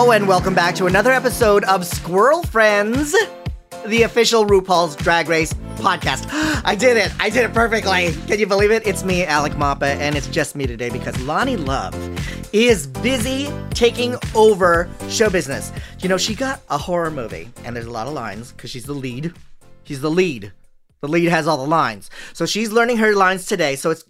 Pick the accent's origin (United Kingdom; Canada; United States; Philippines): Philippines; it's strange for me as a Filipino to watch Filipino drag queens